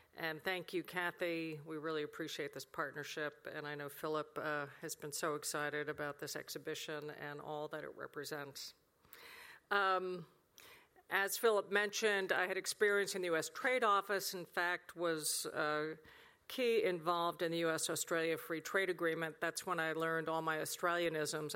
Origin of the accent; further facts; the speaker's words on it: United States; As an American, I was raised with the fundamental idea